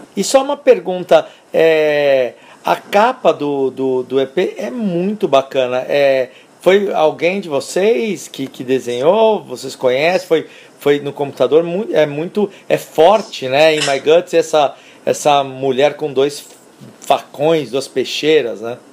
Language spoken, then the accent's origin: Portuguese; São Paulo, Brazil